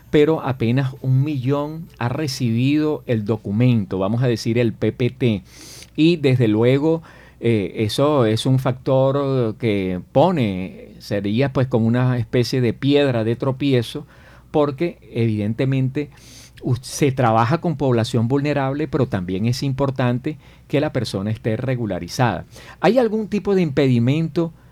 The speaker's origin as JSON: {"language": "Spanish", "country": "Venezuela", "moved": "yes", "said": "siendo yo migrante venezolano"}